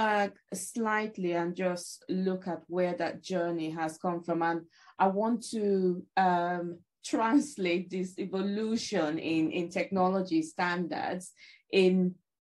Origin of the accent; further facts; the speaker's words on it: Nigeria; moved away; I grew up in Africa, in Nigeria specifically